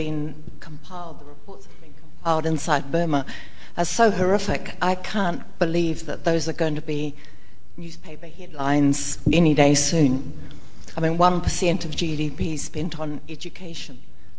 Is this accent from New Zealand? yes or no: yes; New Zealand; accent: Kiwi; my Kiwi accent